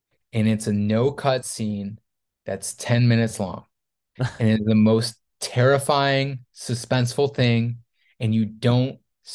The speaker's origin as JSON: {"language": "English", "town": "Syracuse", "region": "New York", "country": "United States", "said": "I'm from Syracuse"}